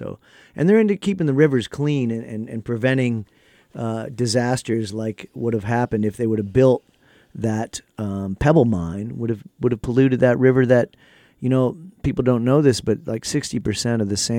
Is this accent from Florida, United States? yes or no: no; Akron, Ohio, United States; also born or lived in Columbus, Ohio / Tokyo, Japan; now in Nashville, United States; And I grew up in Akron, Ohio, and Columbus, Ohio, and now I live in Nashville, Tennessee.